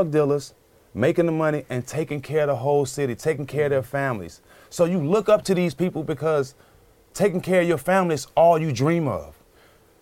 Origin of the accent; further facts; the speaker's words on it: Port Arthur, Texas, United States; moved away; I have a gymnasium in my hometown